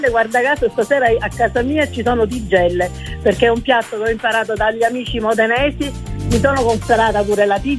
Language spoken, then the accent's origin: Italian; Patti, Sicily, Italy; giustamente da siciliana